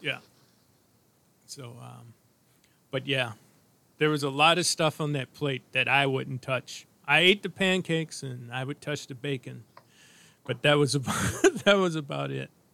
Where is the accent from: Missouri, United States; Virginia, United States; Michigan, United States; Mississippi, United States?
Missouri, United States; St. Louis; I was born in St. Louis